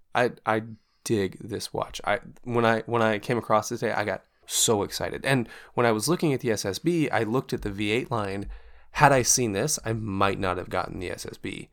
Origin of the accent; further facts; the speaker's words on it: Portland, Oregon, United States; moved away; I'm from actual Portland. Portland city limits